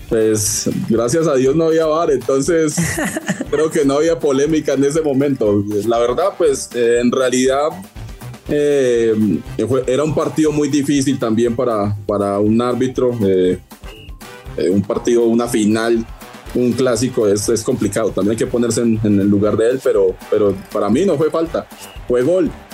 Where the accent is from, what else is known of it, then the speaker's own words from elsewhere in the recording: Colombia; yo soy de Colombia